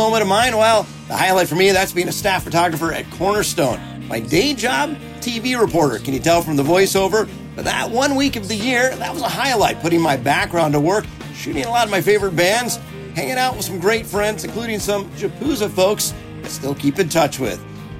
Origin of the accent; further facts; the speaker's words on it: Central Nebraska, United States; I'm from Central Nebraska